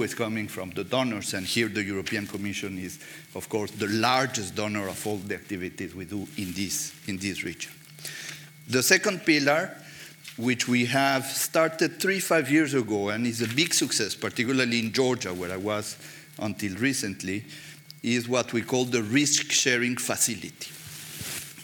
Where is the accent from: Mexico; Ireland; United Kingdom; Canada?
Mexico; moved away; I'm coming from Mexico